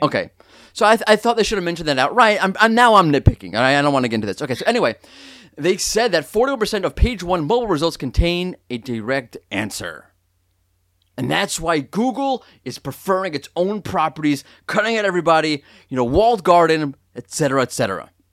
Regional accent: New York, United States; I'm a New Yorker

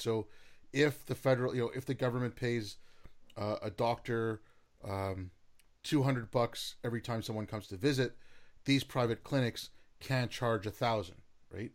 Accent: Canada; I'm in Canada. I'm a Canuck, right? I, I, I'm not, I'm not American.

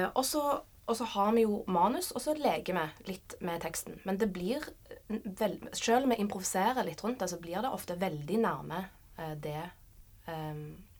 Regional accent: Sandnes, Rogaland, Norway; born or raised there; moved away as an adult

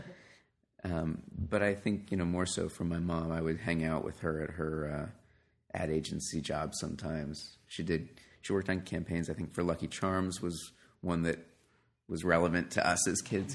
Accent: New York City, New York, United States; moved away; I grew up in New York City

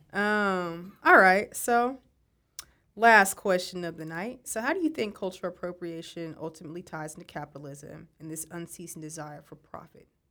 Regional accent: West Texas, United States; moved away; I'm from West Texas

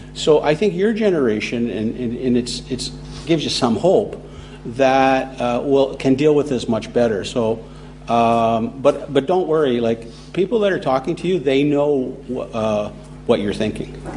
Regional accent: Toronto, Ontario, Canada; moved away; I'm from Toronto

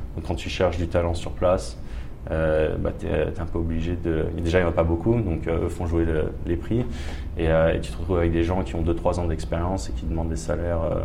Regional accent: Paris, Île-de-France, France; moved away as an adult; now in Australia; je viens de Paris à l'origine, en mhm. France

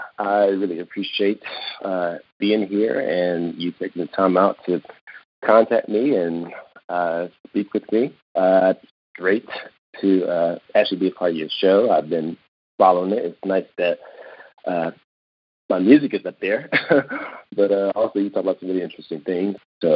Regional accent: Kinston, North Carolina, United States; Well, Kinston, although it's a very small city, it's a very special place. And I could be a little biased because I'm from there.

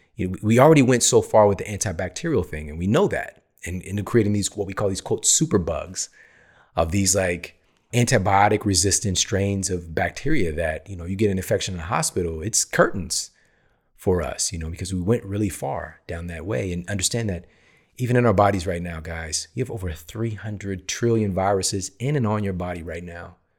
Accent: United States; also born or lived in East St. Louis, Illinois / Ferguson, Missouri; growing up in East Saint Louis, in Ferguson, Missouri

